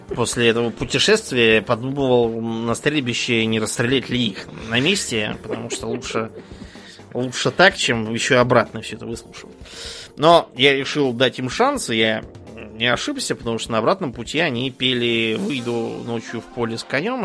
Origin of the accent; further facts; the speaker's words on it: Moscow, Russia; я помню, как я в детстве ездил в Союзное Бутово, возвращаясь из школы